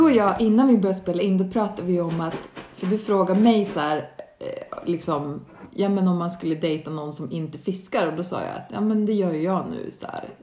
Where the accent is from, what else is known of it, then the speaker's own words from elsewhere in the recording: Stockholm, Stockholm County, Sweden; now in Norrland, Sweden; jag är ju uppväxt i Stockholm